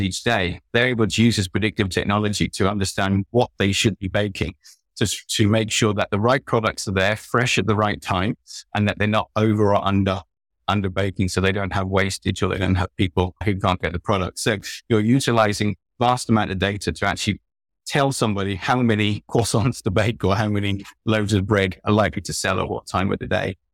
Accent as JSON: {"language": "English", "country": "United Kingdom", "moved": "yes", "said": "I'm British"}